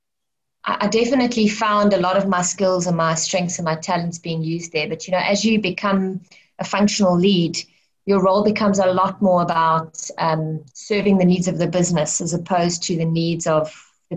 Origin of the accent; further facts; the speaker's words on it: Cape Town, Western Cape, South Africa; also born or lived in Johannesburg / Stellenbosch / Grahamstown; I grew up in Cape Town City. I mean, I was born in Mooly Point. But then I lived in Johannesburg from like the age of 4 to I think about 10. And then I came back to Cape Town and I grew up in Greenpoint on the Atlantic seaboard.